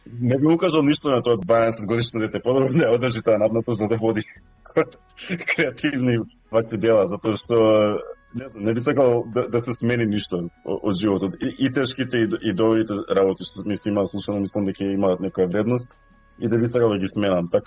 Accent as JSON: {"language": "Macedonian", "country": "North Macedonia", "tie": "born or raised there", "first_language": "Macedonian", "moved": "yes", "lives_now": "Australia", "said": "Очигледно сум роден таму. Кога зборувам македонски, зборувам без акцент."}